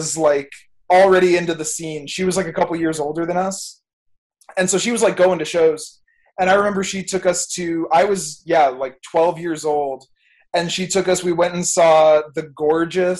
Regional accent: Fort Erie, Ontario, Canada; also born or lived in Niagara-on-the-Lake; I grew up in Fort Erie, like, that's where my parents are at, or, like, Crystal Beach or Ridgeway

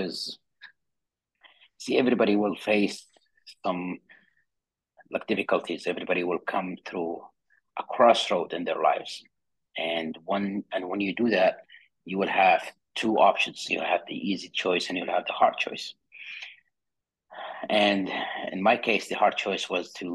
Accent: Saudi Arabia; I was born and raised in Saudi Arabia in a small town on the south side

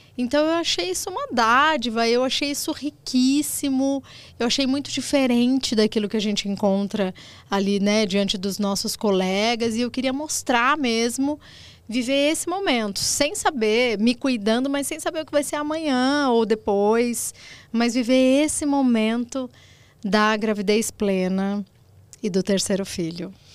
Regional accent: Limeira, São Paulo, Brazil; Eu sou do interior de São Paulo, Limeira, criada por vó

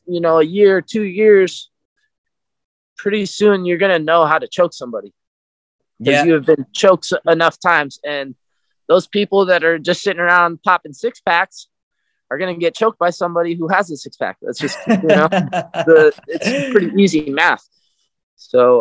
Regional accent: Napa / Sonoma, California, United States; Napa, Sonoma, Napa. I'm like right on the line

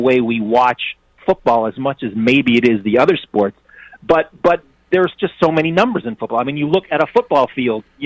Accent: Toronto, Ontario, Canada; I'm actually a Canadian. I grew up in Toronto.

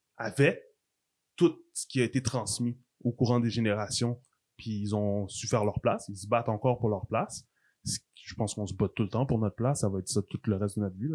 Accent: Quebec, Canada; Je suis haïtien aussi, d'origine mes parents sont haïtiens, c'est ma culture, ça fait partie de mon histoire. Mais je suis né au Québec.

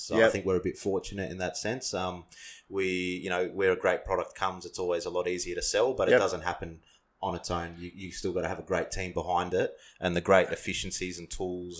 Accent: Adelaide, South Australia, Australia; moved away; also born or lived in Melbourne; myself, I was born in Adelaide.

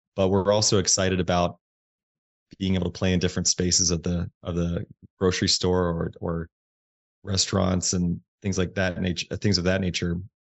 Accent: Indiana, United States; I grew up in Indiana. I grew up in the Midwest.

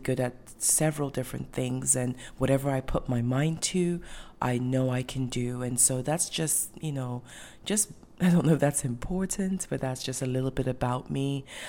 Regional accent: Ghana; also born or lived in Europe / North America; your host. I'm originally from Ghana. I was born and raised in Ghana, but I also moved around the world, and I grew up in different countries as well.

